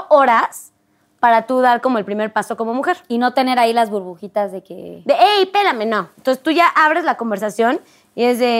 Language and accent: Spanish; Mexico; moved away; yo en Europa pues no, no tengo familia, no es como que tenga ahí amigos y conoces también la cultura. O sea, como mexicana es como, ah, qué chido, son mucho más directos.